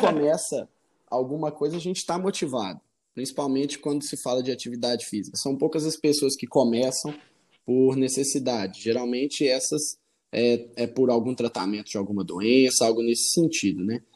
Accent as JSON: {"language": "Portuguese", "town": "Arcos", "region": "Minas Gerais", "country": "Brazil", "moved": "as an adult", "lives_now": "Vespasiano, Brazil", "said": "eu sou do interior de Minas, chama Arcos, minha cidade. Ela é do centro-oeste mineiro."}